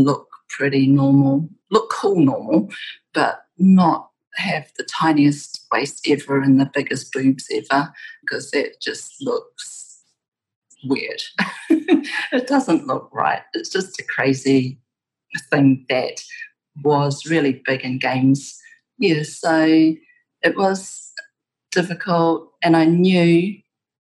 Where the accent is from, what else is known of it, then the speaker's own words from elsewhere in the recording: New Zealand; I'd be like, New Zealand